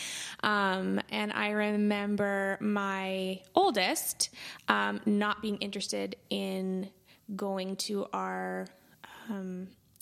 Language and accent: English; Altona, Manitoba, Canada; also born or lived in Winnipeg; I grew up in Altona. I've lived in Altona most of my life other than pursuing post-secondary in Winnipeg.